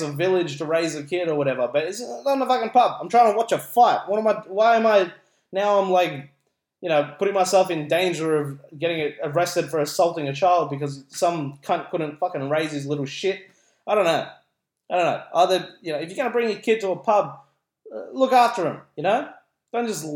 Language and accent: English; Philippines; now in Australia; as a Filipino